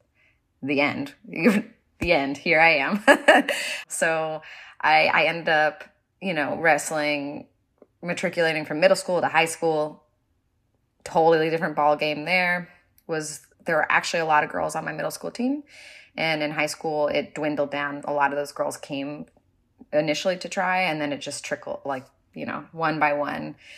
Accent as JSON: {"language": "English", "region": "California", "country": "United States", "tie": "born or raised there", "also_born_or_lived": "New York City", "moved": "yes", "said": "I am originally from California. I grew up wrestling there"}